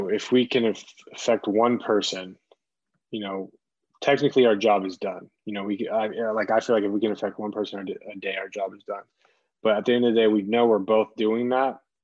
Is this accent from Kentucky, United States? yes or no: yes; Louisville, Kentucky, United States; I'm from Louisville and we lost Breonna Taylor